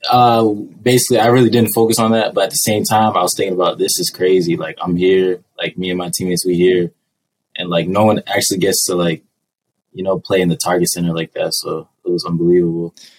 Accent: Manchester, New Hampshire, United States; I'm from Manchester, New Hampshire.

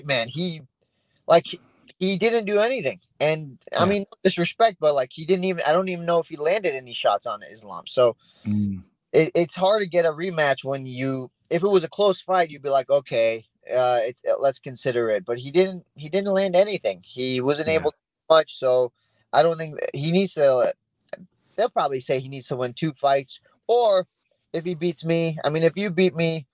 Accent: Yorba Linda, California, United States; also born or lived in Iran; now in Placentia, United States; I pretty much lived in Yorba Linda ever since, so about 20 years in Yorba Linda

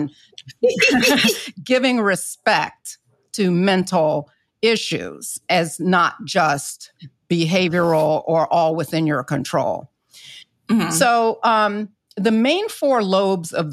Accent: the South, United States; I'm not from the Caribbean, but I'm from the South, where I grew up culturally

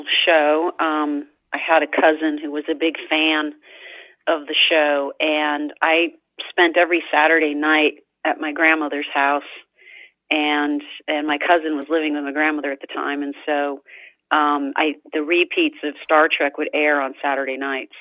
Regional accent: New York City, New York, United States; I'm from New York City. I grew up in New York City.

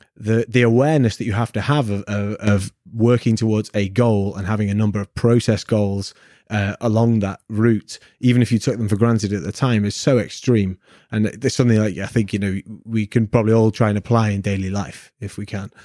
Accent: Manchester, North West England, United Kingdom; I'm from Manchester in the north of England where we meant to be salt of the earth grafters

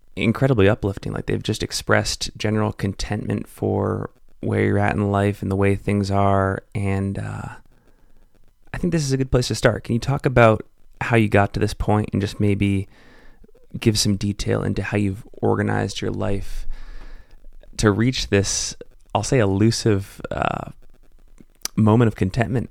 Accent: Salt Lake City, Utah, United States; based here in my hometown of Salt Lake City, Utah.

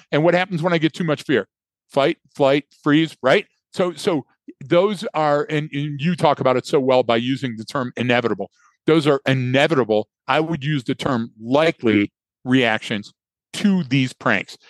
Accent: right outside of Dearborn, Michigan, United States; I grew up right outside of Dearborn

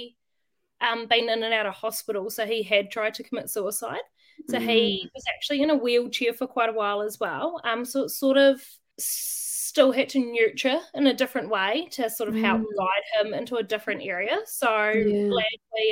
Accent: Waitara, Taranaki, New Zealand; I grew up in Waitara. So it's a small town

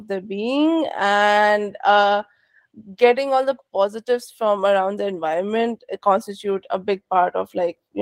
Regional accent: India; now in San Francisco Bay Area, United States; I am an immigrant. I was born and raised in India.

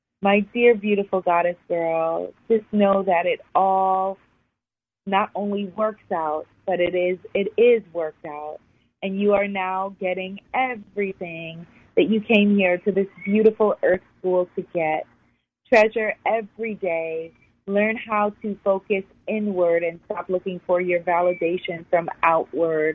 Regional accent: New York City, New York, United States; I grew up in New York City, born and raised.

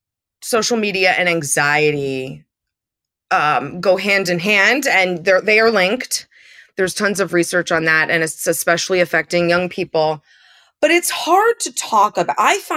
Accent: Andover, Massachusetts, United States; there was a ballet school in town where I grew up in Andover, Massachusetts.

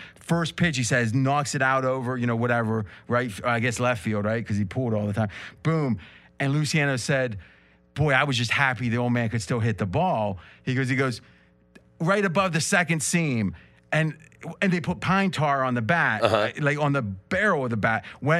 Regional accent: Ohio, United States; I'm from Ohio.

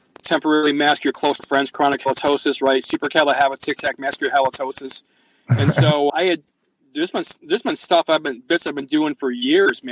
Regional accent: Watertown, United States; Watertown, and he said, and I said, hey, cool, man, that's my hometown

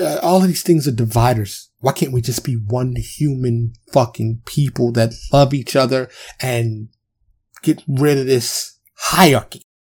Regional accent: New York, United States; I'm from New York

